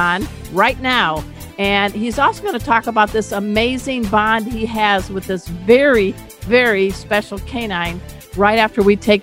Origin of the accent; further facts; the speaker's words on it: Crown Point, Indiana, United States; I was born in Crown Point, Indiana